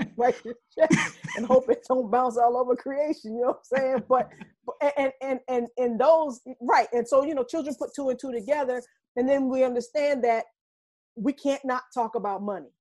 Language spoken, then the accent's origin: English; Reidsville, North Carolina, United States; moved away as an adult; also born or lived in Norfolk, Virginia / Brooklyn, New York; now in Harlem, New York, United States; I'm a transplant from North Carolina